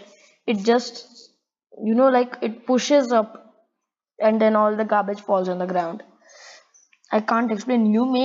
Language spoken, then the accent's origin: English; India; I'm an Indian